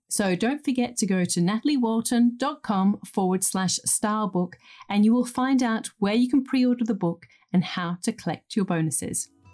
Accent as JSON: {"language": "English", "region": "England", "country": "United Kingdom", "tie": "born or raised there", "said": "I grew up in England in the nineteen eighties"}